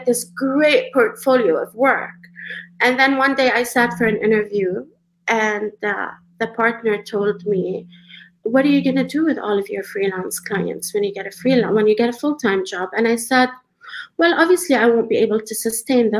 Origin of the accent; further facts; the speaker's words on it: Dubai, United Arab Emirates; moved away as an adult; now in Canada; So I am a Palestinian refugee. I was born and raised in Dubai.